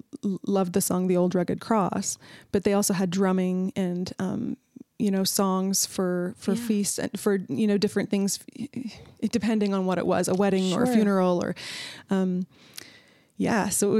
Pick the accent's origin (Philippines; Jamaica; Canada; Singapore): Canada; now in United States; I'm from Canada.